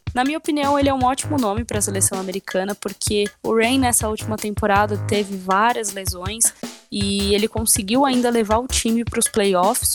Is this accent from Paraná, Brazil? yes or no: no; São Paulo, Brazil; a minha terra, como é São Paulo